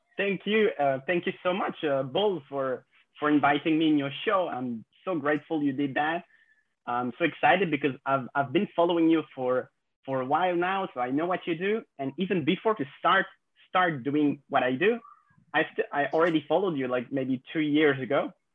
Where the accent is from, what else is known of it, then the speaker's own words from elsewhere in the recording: France; 26 years old and I, I grew up in France